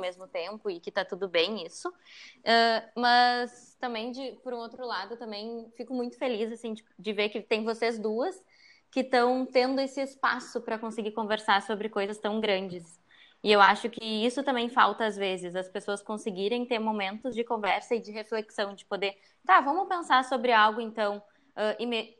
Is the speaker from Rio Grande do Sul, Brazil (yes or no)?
yes; Porto Alegre, Rio Grande do Sul, Brazil; Eu sou uma pessoa que nasci em Porto Alegre, passei praticamente toda a minha vida em Porto Alegre.